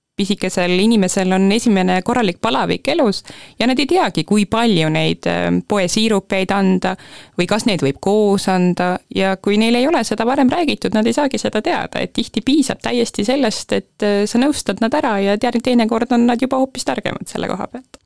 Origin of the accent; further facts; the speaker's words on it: Põltsamaa, Jõgeva County, Estonia; moved away as an adult; also born or lived in Tartu; mina olen Põltsamaal sündinud ja kasvanud, koolis käinud